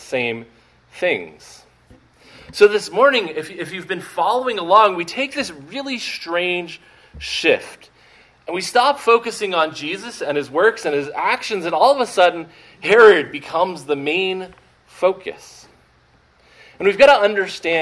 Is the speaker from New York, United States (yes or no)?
no; Maine, United States; now in Arizona, United States; trying to do different things in politics in my home state